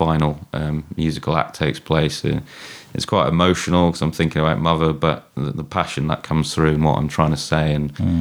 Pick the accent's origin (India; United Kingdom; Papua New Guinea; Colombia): United Kingdom; Shrewsbury, West Midlands; I love Shrewsbury like you. My hometown